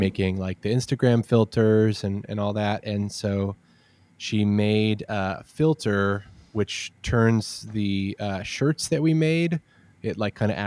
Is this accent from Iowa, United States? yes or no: yes; Iowa, United States; moved away; I'm from Iowa originally